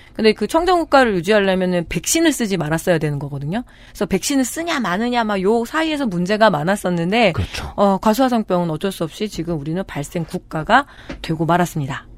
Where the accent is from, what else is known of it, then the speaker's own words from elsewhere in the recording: Chungju, North Chungcheong, South Korea; 충주 출신이잖아요. 이제 겁내 춥거든요.